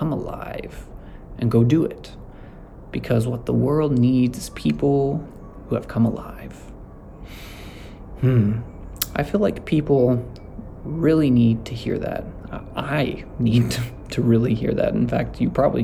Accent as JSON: {"language": "English", "town": "Amarillo", "region": "Texas", "country": "United States", "tie": "born or raised there", "also_born_or_lived": "Lubbock, Texas", "said": "I grew up with it in Amarillo"}